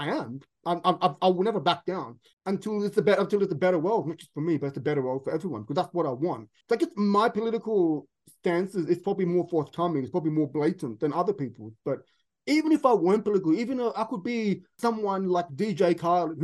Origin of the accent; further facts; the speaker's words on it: Sydney, New South Wales, Australia; moved away as an adult; now in London, United Kingdom; where I grew up in Sydney, in the Western suburbs